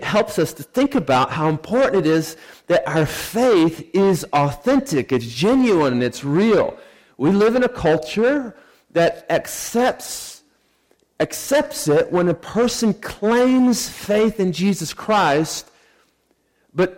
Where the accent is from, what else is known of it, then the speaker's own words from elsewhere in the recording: Sand Springs, Oklahoma, United States; moved away; I grew up in Sand Springs, Oklahoma.